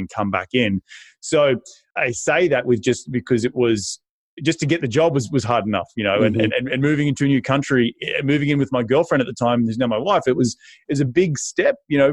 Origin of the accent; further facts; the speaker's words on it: Australia; moved away as an adult; now in United States; I'm originally from Aussie and moved up to the United States in 2012